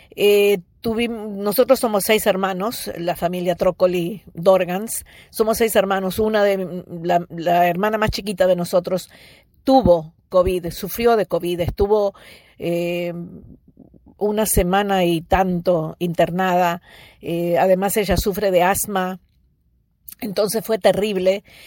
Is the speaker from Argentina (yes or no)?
no; Uruguay; moved away; also born or lived in United States; estoy en Uruguay, porque este es el país donde nací